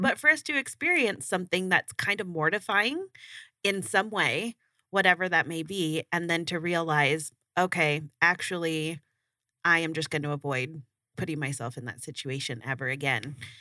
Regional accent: Burbank, California, United States; I grew up in Burbank

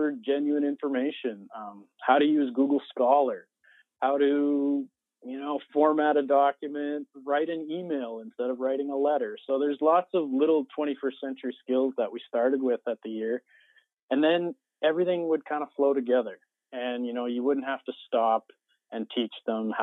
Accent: Gibbons, Alberta, Canada; I taught at my hometown school, Gibbons School, up in Alberta, Canada

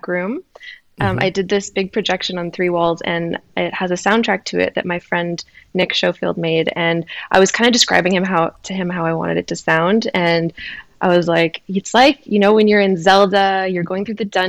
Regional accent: Waterloo, Ontario, Canada; moved away as an adult; also born or lived in Toronto, Ontario; now in Montreal, Canada; Kind of near Toronto in a town called Waterloo. Well, it's a city.

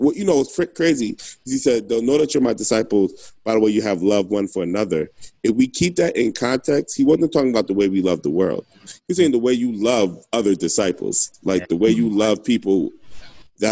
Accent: New Jersey, United States; moved away; I'm from Jersey and I go to Jersey.

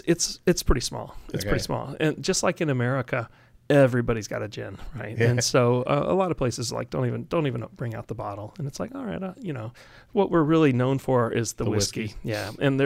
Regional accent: Germany; English is a second language; I was born and raised in Germany, so I have a good window into that culture.

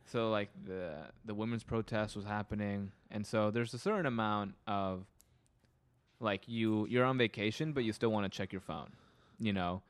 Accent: California, United States; being a Californian

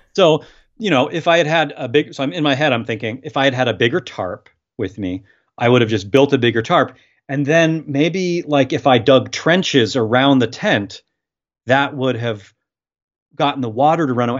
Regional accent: Portland, Oregon, United States; I've born and raised in Portland

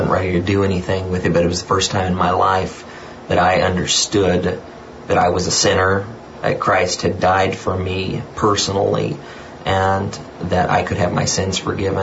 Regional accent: Hamilton, Ohio, United States; now in Lafayette, United States; I grew up in Hamilton, Ohio

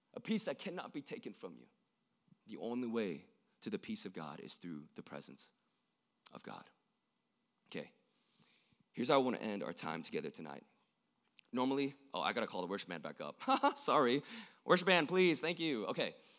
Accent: South Korea; moved away; I was born in South Korea, I'm not from here, and I was born an hour away from the border between South and North Korea

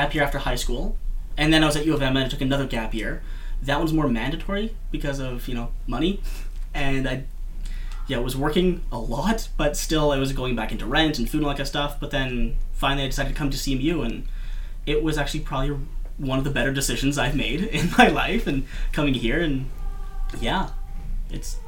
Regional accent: Morden, Manitoba, Canada; my hometown of Morden

